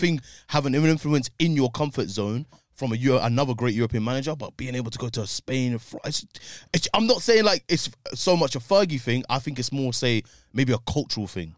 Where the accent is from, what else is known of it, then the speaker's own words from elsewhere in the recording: United Kingdom; as a British man